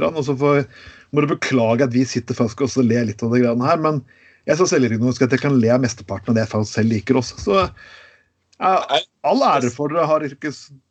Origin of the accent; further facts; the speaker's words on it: Skien, Telemark, Norway; min hjemby Skien